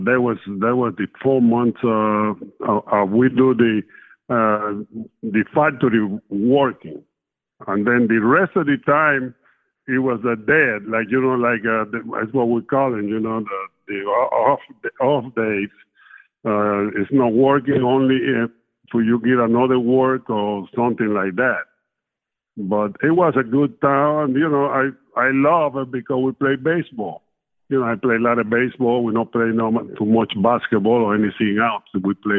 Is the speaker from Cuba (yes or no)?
yes; Cuba; English is a second language; now in United States; Well, I come up, I'm raised in a small town. It was a sugar factory. We made sugar, that was down in the country. And it was a small town, about 3,000 people lived there.